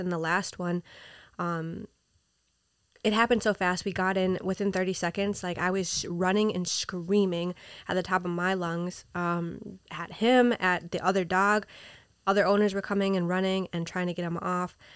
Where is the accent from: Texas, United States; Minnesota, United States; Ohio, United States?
Minnesota, United States; moved away as an adult; also born or lived in Peru; now in New York City, United States; I was raised in Minnesota